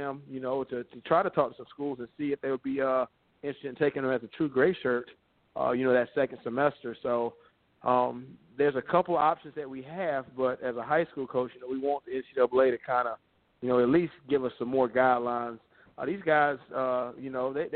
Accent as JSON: {"language": "English", "town": "Sumter", "region": "South Carolina", "country": "United States", "tie": "born or raised there", "also_born_or_lived": "Columbia, South Carolina", "said": "I got my first head coaching job in my hometown. I played at Sumter High School"}